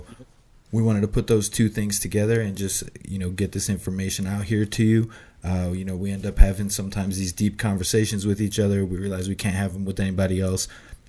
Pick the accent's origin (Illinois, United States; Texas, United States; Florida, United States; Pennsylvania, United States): Illinois, United States; Chicago; now in Colorado, United States; I'm originally from Chicago. Right now I'm based out of Colorado.